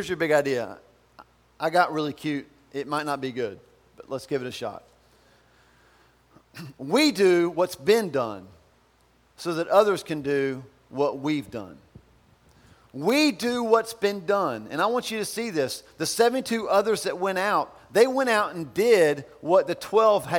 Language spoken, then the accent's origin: English; Albemarle, North Carolina, United States; I'm from Albemarle.